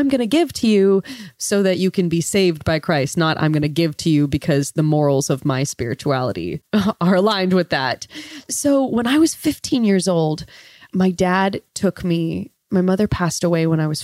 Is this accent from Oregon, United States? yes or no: no; 45 minutes south of Yosemite, California, United States; moved away as an adult; I grew up about 45 minutes south of Yosemite National Park on the east side in California